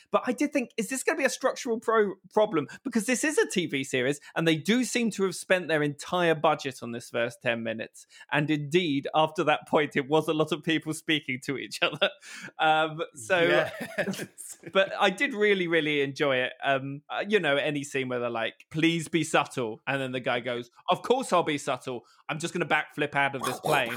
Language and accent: English; United Kingdom; I am British